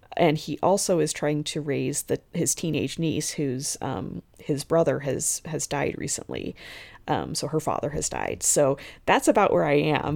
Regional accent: the West, United States; I'm from the West

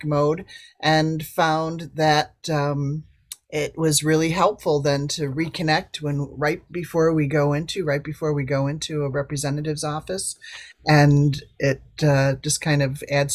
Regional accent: Lockport, Illinois, United States; from Lockport, Illinois, near Chicago

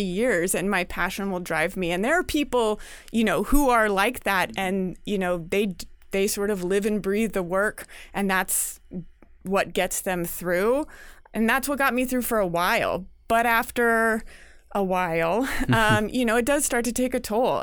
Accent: California, United States; moved away; I'm from California

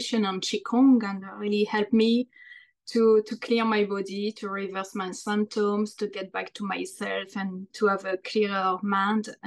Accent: France; moved away as an adult; also born or lived in London, United Kingdom; now in New Jersey, United States; I'm from France. I was born there. I've been living in the United States for the past 19 years now

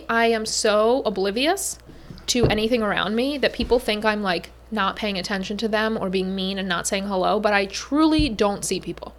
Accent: Pennsylvania, United States; now in New Jersey, United States; I said I would never move to New Jersey because I'm from Pennsylvania. Like, Pennsylvania people turn their nose up at New Jersey.

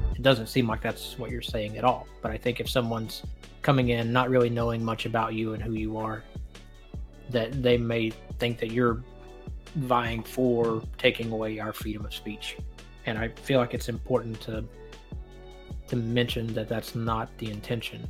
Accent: Northeast Alabama, United States; moved away as an adult; also born or lived in San Diego, California; I'm just a white boy from Northeast Alabama

